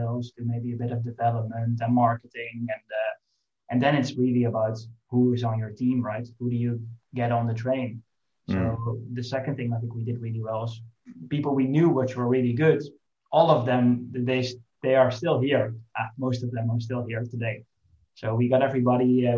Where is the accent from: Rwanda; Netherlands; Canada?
Netherlands; we are from the Netherlands, we have a relatively small, I would say, home market